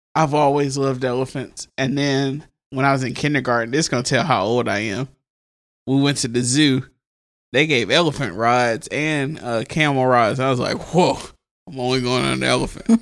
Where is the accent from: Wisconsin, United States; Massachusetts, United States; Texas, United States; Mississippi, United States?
Mississippi, United States; my home state, uh, Down South Blues, The Sip